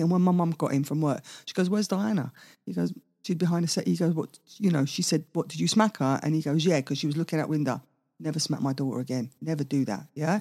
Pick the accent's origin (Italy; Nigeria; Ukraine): Italy; moved away; also born or lived in Maida Vale, London, United Kingdom; I was brought up in Italy, all white people